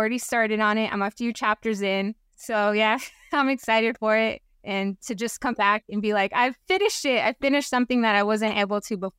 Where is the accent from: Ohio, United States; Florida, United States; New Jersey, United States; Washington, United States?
Washington, United States; But then also, I'm from Washington, and my family lives in Washington.